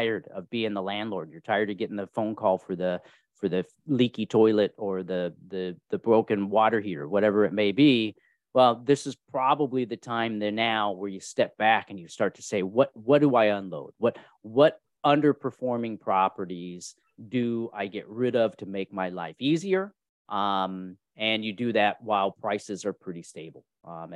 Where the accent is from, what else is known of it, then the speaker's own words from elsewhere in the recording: California, United States; also born or lived in Kentucky; And I was born in Kentucky. My brother was born in Pennsylvania. And then we grew up in California.